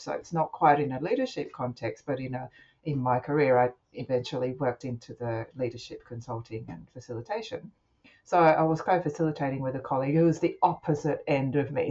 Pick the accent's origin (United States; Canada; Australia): Australia; I'm Japanese, I have a Japanese background, but I'm Australian born and uh, I grew up with Japanese parents, and I had to work with both languages